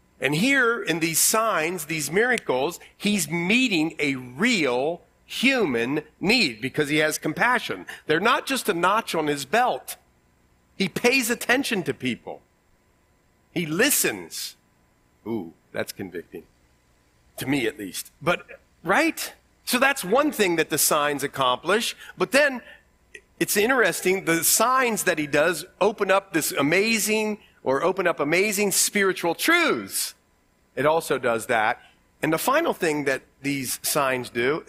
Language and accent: English; Ohio, United States; accent: Ohio; my Ohio accent